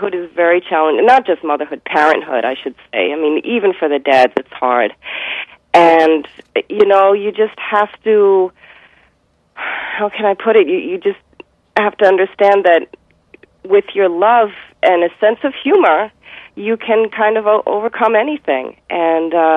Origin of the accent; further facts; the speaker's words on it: United States; I am Jewish American